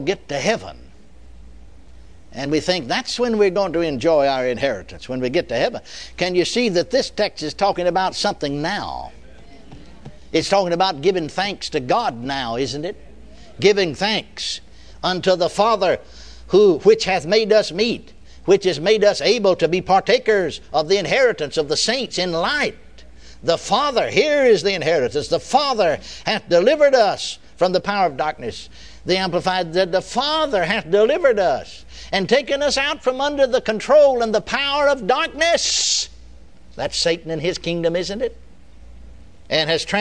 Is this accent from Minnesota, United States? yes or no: no; Texas, United States; I was born and raised in Texas